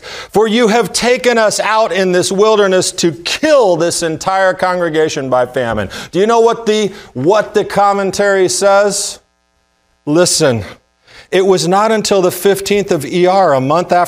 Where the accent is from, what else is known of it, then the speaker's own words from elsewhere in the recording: the South, United States; being a Jewish kid, especially growing up in the South